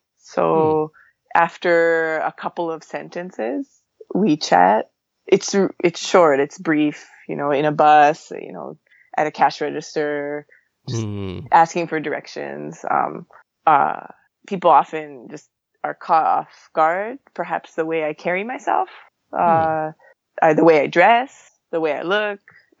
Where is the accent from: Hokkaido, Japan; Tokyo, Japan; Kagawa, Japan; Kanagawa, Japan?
Tokyo, Japan; so yeah, born and raised in Tokyo. Worked at multiple cities in Japan, worked with multiple cultures in Asia, and expanded other continents as well. But most of my life in Japan.